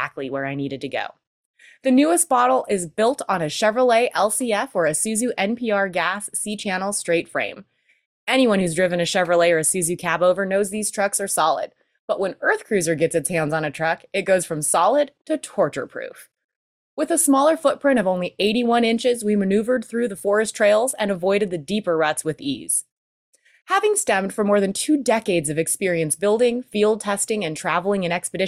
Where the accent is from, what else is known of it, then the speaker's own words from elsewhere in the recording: Bend, Oregon, United States; my hometown in Bend, Oregon